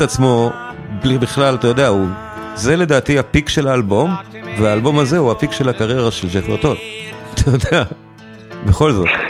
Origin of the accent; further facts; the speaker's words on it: Israel; כולנו כישראלים